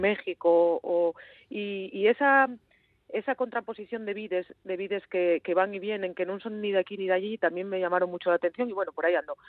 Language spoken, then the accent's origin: Spanish; Asturias, Spain; somos los asturianos